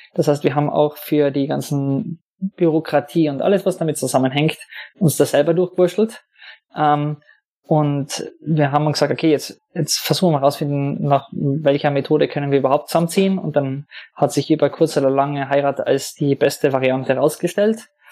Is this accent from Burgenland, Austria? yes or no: no; Hermagor, Carinthia, Austria; also born or lived in London; now in Vienna, Austria; ich komme eigentlich aus Hermagua, das ist ein winzig kleines Kaff in Kärnten